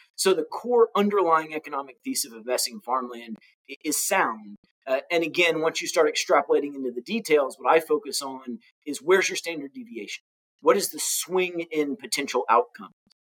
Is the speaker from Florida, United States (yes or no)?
yes; Orlando, Florida, United States; And again, I grew up in Orlando. In my teens, I was in Orlando. I was an Army brat and then retired to where my family was from in Florida. I lived in Orlando.